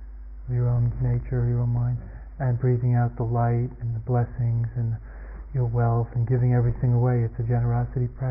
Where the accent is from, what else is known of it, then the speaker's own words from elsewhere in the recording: United States; moved away; also born or lived in Asia / France; I'm an American and that's where I'd be, and everybody speaks my language